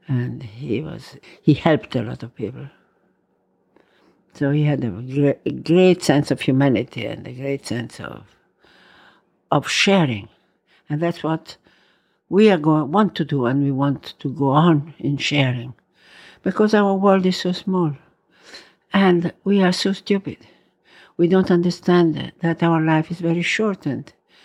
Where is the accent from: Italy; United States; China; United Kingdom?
Italy; Verona, Veneto; also born or lived in Rome; I was born in Roma. Then we had to go to Verona.